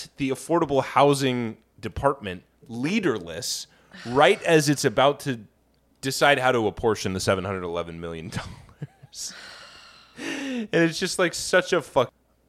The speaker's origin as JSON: {"language": "English", "region": "Midwest", "country": "United States", "said": "By the way, being a Midwesterner, I can tell you for a fact that like the like niceness thing, it's hiding a like deep well of anger and hatred."}